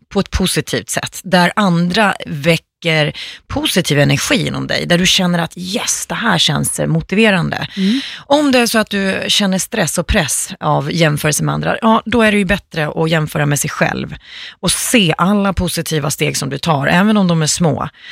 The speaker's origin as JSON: {"language": "Swedish", "country": "Finland", "moved": "yes", "lives_now": "Sweden", "said": "jag är finska"}